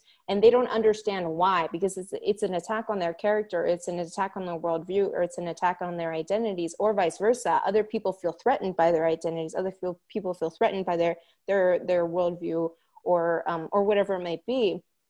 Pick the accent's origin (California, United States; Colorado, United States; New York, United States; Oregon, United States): Oregon, United States; I'm Mexican American and Jewish, and growing up in Oregon, in a rural Oregon community